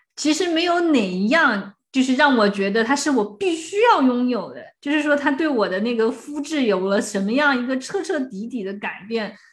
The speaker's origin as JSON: {"language": "Chinese", "country": "China", "said": "然后要是我们中国人会就觉得呀，好寒酸"}